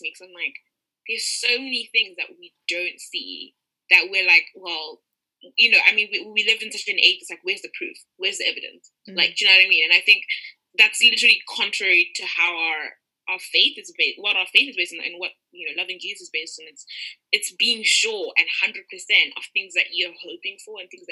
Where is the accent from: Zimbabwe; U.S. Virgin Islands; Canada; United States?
Zimbabwe; now in United Kingdom; I'm from Zimbabwe